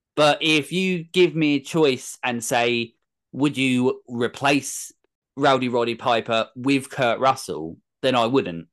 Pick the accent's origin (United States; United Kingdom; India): United Kingdom; England; I'm English